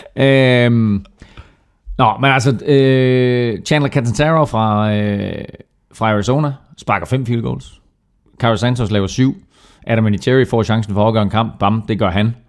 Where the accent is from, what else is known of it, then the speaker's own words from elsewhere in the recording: Herning, Central Denmark Region, Denmark; kom fra Herning, som jeg gjorde